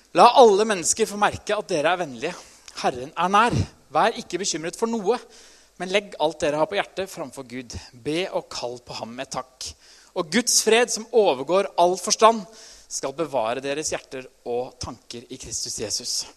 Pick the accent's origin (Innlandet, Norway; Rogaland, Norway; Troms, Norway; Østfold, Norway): Innlandet, Norway; Trysil; Jeg er jo fra Trysil